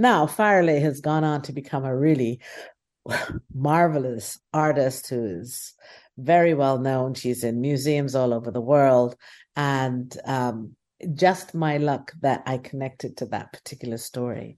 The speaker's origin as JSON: {"language": "English", "country": "Guyana", "said": "I'm from Guyana."}